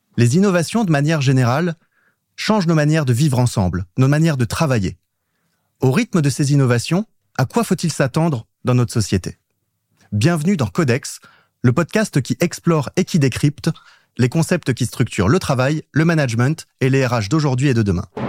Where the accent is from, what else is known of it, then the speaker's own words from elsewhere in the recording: Auxerre, Bourgogne-Franche-Comté, France; je suis pas très loin, je suis d'Auxerre.